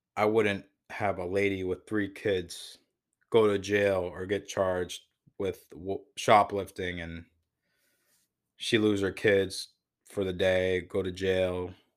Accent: Waterbury, Connecticut, United States; also born or lived in New Hampshire; I was born and raised in Waterbury, Connecticut

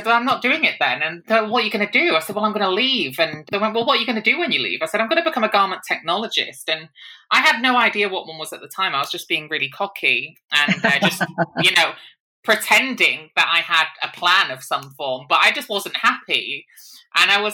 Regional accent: Hull, Yorkshire and the Humber, United Kingdom; moved away as an adult; also born or lived in Manchester; I grew up in Hull, and from the age of 18, I moved across the other side of the country to a city called Manchester

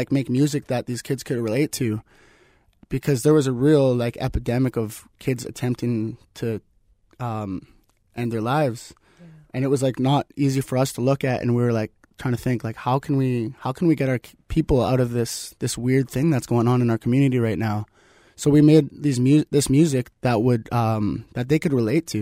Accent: Kitimat, British Columbia, Canada; So we grew up on the Rez. We grew up about like a 5-minute walk from each other. And when we grew up on the Rez, we grew up like free. There was like no boundaries with living on the Rez. We got to roam free. And with roaming free in Kitimat

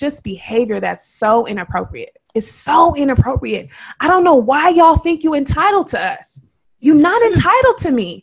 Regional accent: Oakland, California, United States; I'm from Oakland, and I've been here all my life.

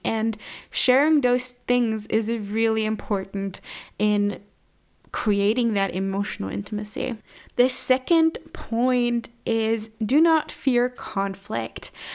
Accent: Germany; moved away as an adult; also born or lived in Redding, California, United States; moved back to my hometown, a small town in Germany

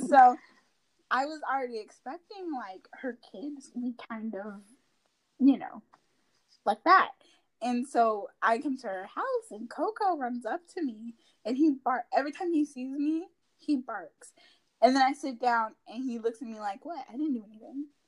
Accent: Raleigh, North Carolina, United States; also born or lived in Newark, New Jersey; I was born in Newark, New Jersey, and I think I moved to Raleigh when I was about three

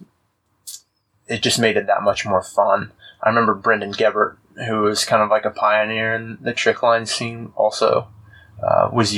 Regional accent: Austin, Texas, United States; also born or lived in Fort Worth; I grew up in Austin

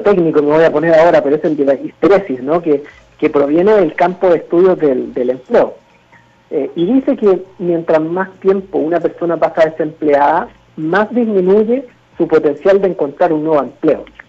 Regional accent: Mexico

